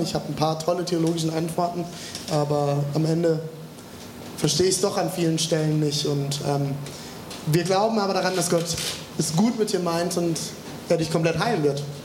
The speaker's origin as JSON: {"language": "German", "country": "Germany", "said": "bei uns in Deutschland"}